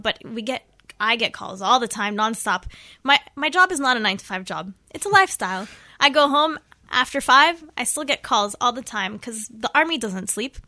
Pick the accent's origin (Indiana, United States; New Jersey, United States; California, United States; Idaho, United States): California, United States; Los Angeles; moved away as an adult; now in Israel; I'm originally from Los Angeles, California.